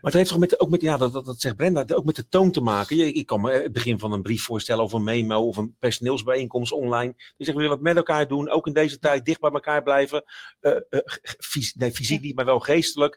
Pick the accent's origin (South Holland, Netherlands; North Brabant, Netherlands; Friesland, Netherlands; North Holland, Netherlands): South Holland, Netherlands; Rotterdam; ik kom van Zuid, van Rotterdam Zuid